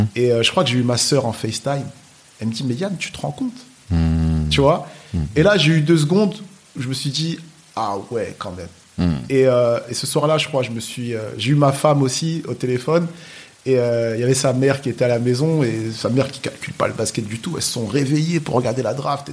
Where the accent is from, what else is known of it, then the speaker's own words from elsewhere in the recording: Nogent-sur-Oise, Hauts-de-France, France; j'ai grandi à Creil, dans l'Oise